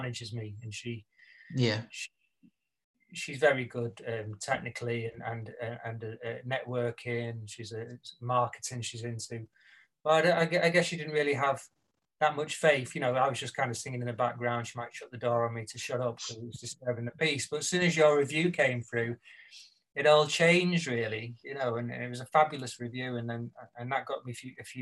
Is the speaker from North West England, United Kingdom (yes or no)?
yes; St Helens, North West England, United Kingdom; moved away; leaving my hometown in St. Helens, where I grew up, till I was old enough to release myself and move away